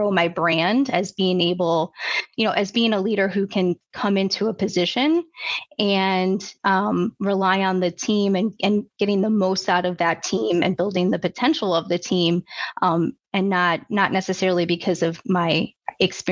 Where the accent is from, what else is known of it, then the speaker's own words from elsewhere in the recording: Chicago, Illinois, United States; I grew up outside of Chicago, suburb outside of Chicago